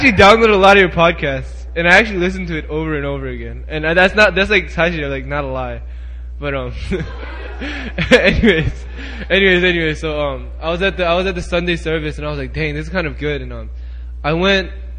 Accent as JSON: {"language": "English", "region": "Maryland", "country": "United States", "moved": "as an adult", "lives_now": "South Korea", "said": "I'm from Maryland"}